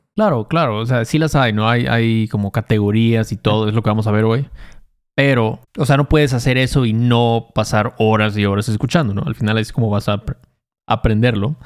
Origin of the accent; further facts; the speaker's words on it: Chacaltianguis, Veracruz, Mexico; yo, yo, crecí ahí en Chacaltianguis, Veracruz, no había ni secundaria, ni telesecundaria había ahí